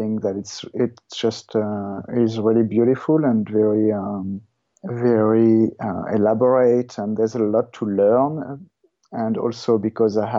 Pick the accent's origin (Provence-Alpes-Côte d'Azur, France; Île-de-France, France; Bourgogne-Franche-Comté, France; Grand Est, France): Île-de-France, France; Paris; also born or lived in Ireland / Australia; now in Perth, Canada; I grew up in France, in Paris